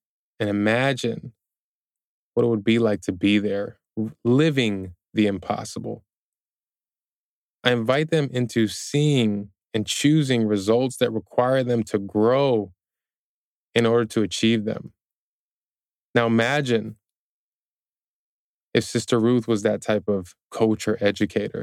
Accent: Chicago, Illinois, United States; when I was growing up in Chicago

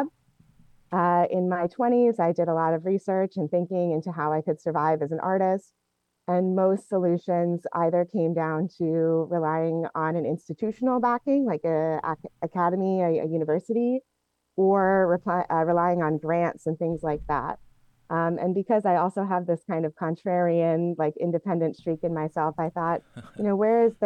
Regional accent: Portland, Oregon, United States; moved away; I grew up in Portland, Oregon

